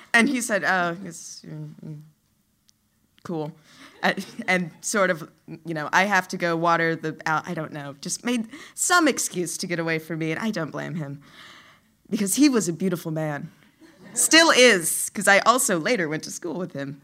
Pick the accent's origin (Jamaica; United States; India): United States; New Orleans, Louisiana; I grew up in Louisiana, in the city of New Orleans